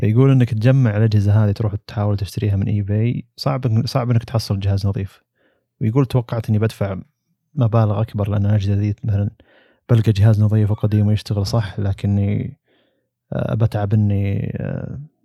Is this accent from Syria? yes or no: no; Saudi Arabia; هنا عندنا في السعودية